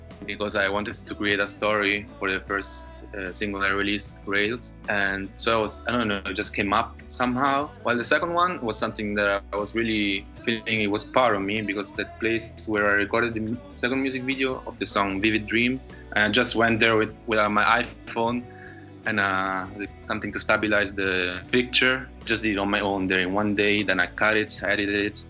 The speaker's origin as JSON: {"language": "English", "town": "Lisbon", "country": "Portugal", "second_language": "English", "moved": "as an adult", "lives_now": "Berlin, Germany", "said": "I need some waves, I need some sun, I need some water, and I miss it because of coming from there, you know, here in Berlin, I'm in Germany since 8 years, and that's enough."}